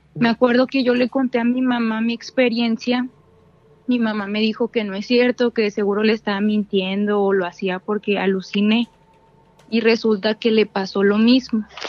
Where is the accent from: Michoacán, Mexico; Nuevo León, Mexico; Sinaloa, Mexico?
Nuevo León, Mexico; Monterrey; de Monterrey